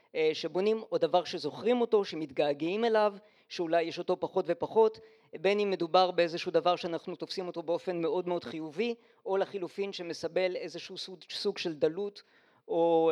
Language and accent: Hebrew; Holon, Tel Aviv District, Israel; also born or lived in Lyon, France; אני גדלתי במשך כל השנים עד בחולון